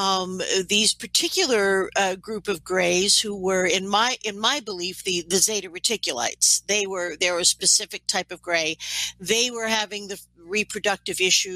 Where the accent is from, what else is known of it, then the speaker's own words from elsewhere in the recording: New York City, New York, United States; now in Canada; I am from New York City, so I'm going to speak as an American, although I live in Canada